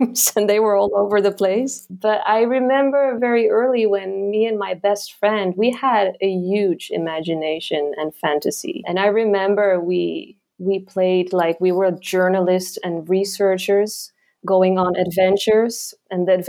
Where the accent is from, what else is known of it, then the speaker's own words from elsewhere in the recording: eastern Netherlands, East Netherlands, Netherlands; English is a second language; moved away as an adult; now in Marrakesh, Morocco; I grew up in a very tiny village in the east part of the Netherlands, near the German border